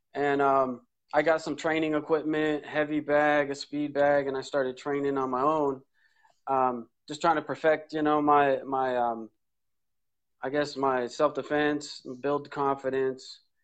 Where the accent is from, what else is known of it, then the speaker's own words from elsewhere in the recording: Oceanside, California, United States; I grew up in North County, San Diego, Oceanside, uh, back gate of Camp Pendleton